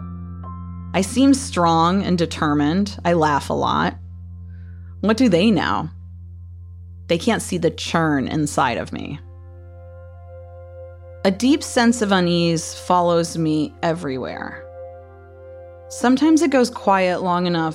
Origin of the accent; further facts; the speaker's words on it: Toledo, Ohio, United States; also born or lived in Defiance, Ohio; after fourth grade, when we moved from Defiance to Toledo.